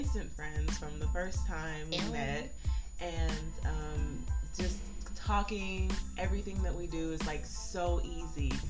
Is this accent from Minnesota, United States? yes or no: no; New York, United States; also born or lived in London, England; now in Texas, United States; I was raised in New York